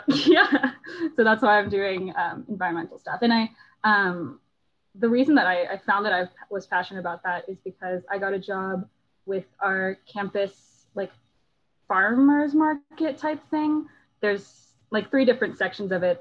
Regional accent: Houston, Texas, United States; I grew up in Houston

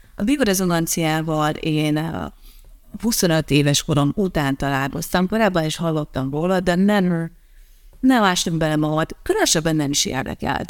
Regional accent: Transylvania, Harghita County, Romania; moved away as an adult; now in Dunaújváros, Hungary; Én kisvárosból jöttem, kisvárosból születtem. Egyébként, eh, nem is városból nőttem fel, hanem egy kis faluban.

